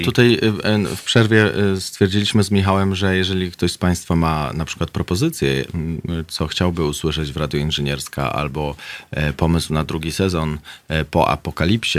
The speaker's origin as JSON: {"language": "Polish", "town": "Warsaw", "region": "Masovian Voivodeship", "country": "Poland", "tie": "born or raised there", "said": "wychowywałem się w Warszawie"}